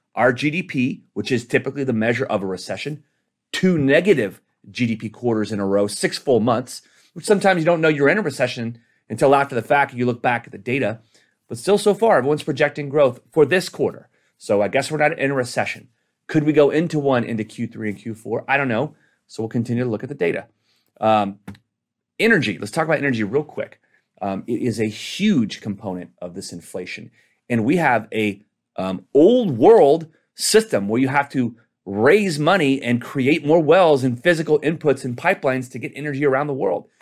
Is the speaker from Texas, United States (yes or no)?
yes; Texas, United States; My home state of Texas